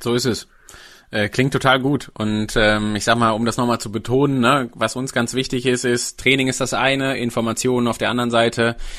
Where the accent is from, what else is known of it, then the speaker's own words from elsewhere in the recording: Sauerland, North Rhine-Westphalia, Germany; Ich komme gebürtig aus dem Sauerland